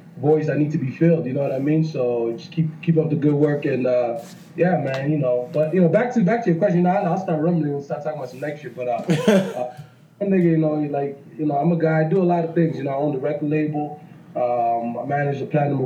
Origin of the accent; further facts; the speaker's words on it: Toronto, Ontario, Canada; also born or lived in Texas; now in Dallas, United States; I'm a nigga from the east side of Toronto, you know? I'm a Scarborough nigga.